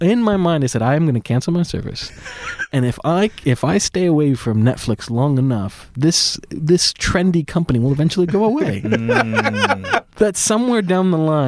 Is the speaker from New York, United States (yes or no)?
no; Orange County, California, United States; I grew up in Orange County